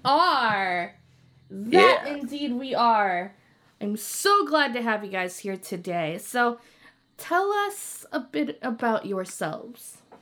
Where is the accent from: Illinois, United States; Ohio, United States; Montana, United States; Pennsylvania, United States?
Illinois, United States; Chicago; now in Wisconsin, United States; I'm originally from Chicago, Illinois